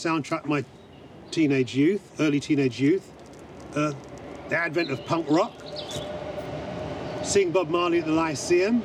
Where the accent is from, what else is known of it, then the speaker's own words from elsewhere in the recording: London, United Kingdom; I come from Brixton. I'm a South Londoner.